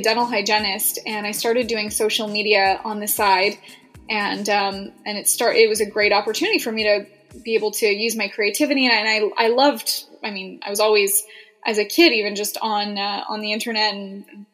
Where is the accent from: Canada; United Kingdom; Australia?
Canada; Edmonton, Alberta; also born or lived in Boise, Idaho; I'm originally from Canada